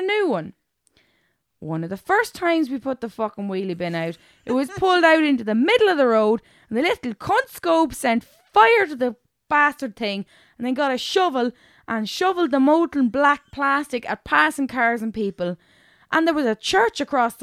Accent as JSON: {"language": "English", "town": "Cavan", "region": "Ulster", "country": "Ireland", "tie": "born or raised there", "said": "growing up in Cavan"}